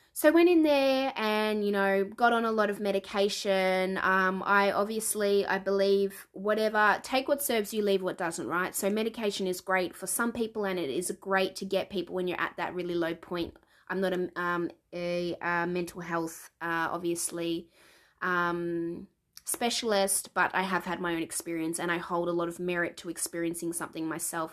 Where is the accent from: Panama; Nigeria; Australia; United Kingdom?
Australia; Melbourne, Victoria; now in New Zealand; I was born in Melbourne. I'm currently living in Aotearoa, the land of the long white cloud, New Zealand